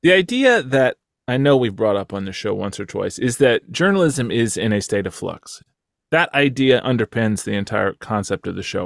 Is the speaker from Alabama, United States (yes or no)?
no; Texas, United States; moved away; my home state of Texas